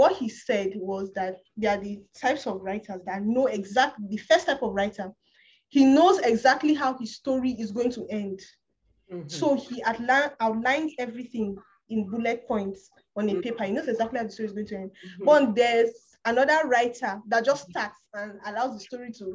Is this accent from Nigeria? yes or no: yes; Kaduna State, Nigeria; also born or lived in Kogi State; I'm not from Kaduna State, I'm from Kogi State. Yeah. I was born and brought up and still lives in Kaduna State